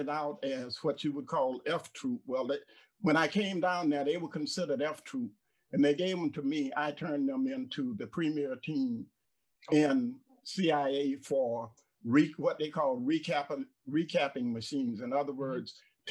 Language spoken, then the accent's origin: English; Jacksonville, Florida, United States; moved away as an adult; also born or lived in Kingston, New York / Boca Raton, Florida; now in Allendale, South Carolina, United States; I'm originally born and raised in Jacksonville, Florida.